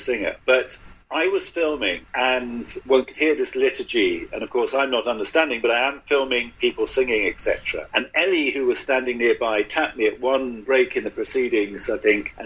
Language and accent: English; London, United Kingdom; as a Brit, as somebody who brought up in London